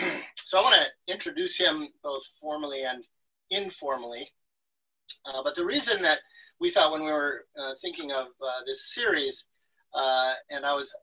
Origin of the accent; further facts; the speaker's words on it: Florida, United States; I come from the Everglades watershed. My antepasados and a solid plate of my grandma's arepas and boñuelos. My educational background begins in the public schools and community centers of South Florida among migrant farm workers.